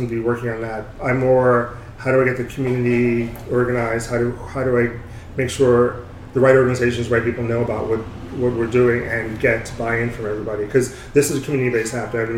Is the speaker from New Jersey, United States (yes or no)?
yes; New Jersey, United States; moved away as an adult; also born or lived in California; now in New York, United States; I was born in New York, grew up mostly in New Jersey